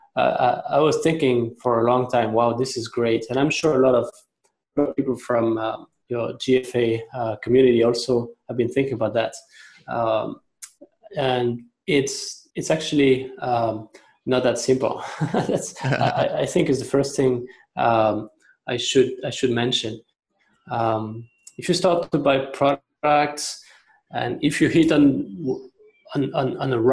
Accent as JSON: {"language": "English", "country": "France", "also_born_or_lived": "China", "moved": "as an adult", "lives_now": "Hong Kong", "said": "I'm originally from France. I've been in Hong Kong and China for 12 years, going on to 13 years."}